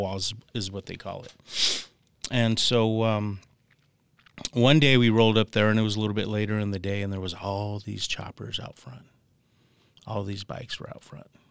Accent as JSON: {"language": "English", "town": "Tucson", "region": "Arizona", "country": "United States", "said": "I'm from Tucson, Arizona"}